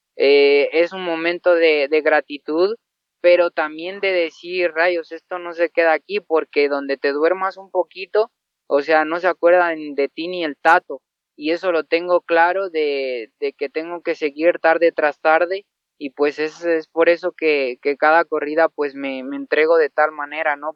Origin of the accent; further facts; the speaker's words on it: Mexico; aquí en mi, en mi tierra